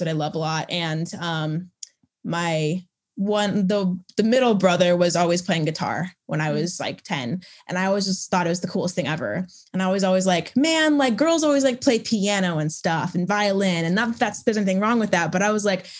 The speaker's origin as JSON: {"language": "English", "town": "Chicago", "region": "Illinois", "country": "United States", "moved": "yes", "lives_now": "Nashville, United States", "said": "I live in Nashville. I'm from Chicagoland originally."}